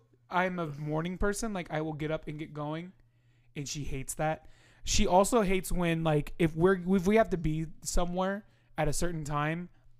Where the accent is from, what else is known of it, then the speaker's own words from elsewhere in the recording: Midwest, United States; Midwesterner. I grew up in the corn.